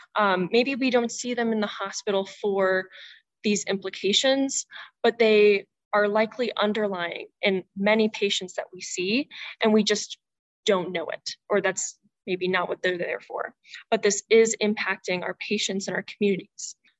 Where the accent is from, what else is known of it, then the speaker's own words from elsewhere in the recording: Indianapolis, Indiana, United States; I'm from Indianapolis, Indiana